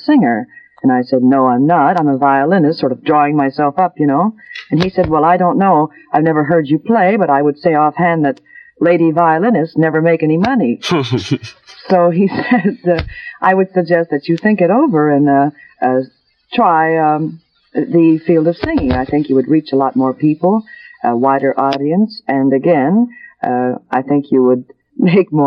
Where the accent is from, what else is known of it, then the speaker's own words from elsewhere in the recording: Winnipeg, Manitoba, Canada; moved away; also born or lived in Toronto; I was born in Winnipeg, Manitoba. That's the middle west of Canada.